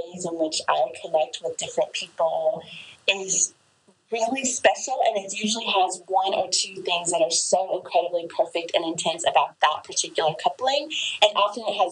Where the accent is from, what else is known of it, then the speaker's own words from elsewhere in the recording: Appalachia, Western North Carolina, United States; I grew up over here in Western North Carolina in Appalachia